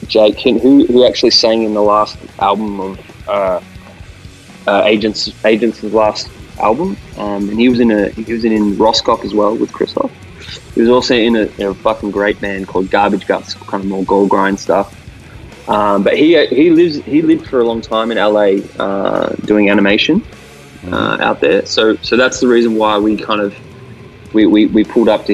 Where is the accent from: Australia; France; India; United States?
Australia; we're Australian